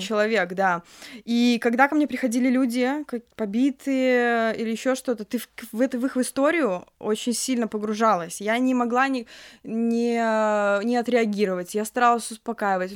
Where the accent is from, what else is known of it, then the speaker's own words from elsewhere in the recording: Grodno, Grodno Region, Belarus; Я вообще сама из Гродно, это все Гродненские университеты